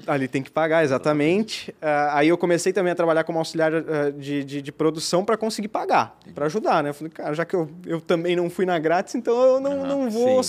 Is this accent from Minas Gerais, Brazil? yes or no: no; Rio do Sul, Santa Catarina, Brazil; moved away as an adult; now in Blumenau, Brazil; Eu sou de Rio do Sul, né? Eu moro aqui há quase sete, quase oito anos também